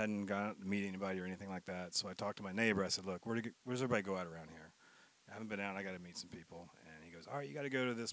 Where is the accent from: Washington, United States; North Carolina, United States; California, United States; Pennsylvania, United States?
North Carolina, United States; Sanford; also born or lived in Texas; this is my hometown. I grew up here